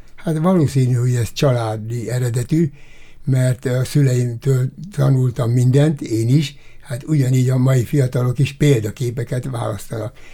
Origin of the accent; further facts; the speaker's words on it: Debrecen, Hajdú-Bihar, Hungary; moved away as an adult; also born or lived in Konyár, Hungary; now in Miskolc, Hungary; Debrecenben nőttem fel